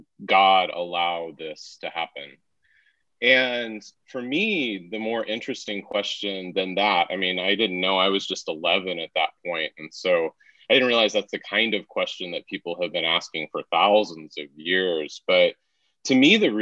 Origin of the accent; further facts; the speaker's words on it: Wichita, Kansas, United States; moved away as an adult; now in Pennsylvania, United States; I grew up in the Midwest in Kansas, in Wichita